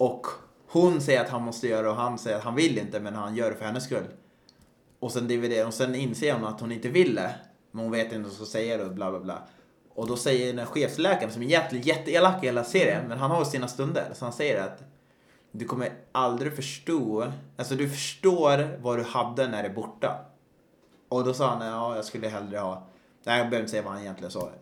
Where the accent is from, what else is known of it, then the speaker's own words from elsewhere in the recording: Östersund, Jämtland, Sweden; Jag är uppväxt i Östersund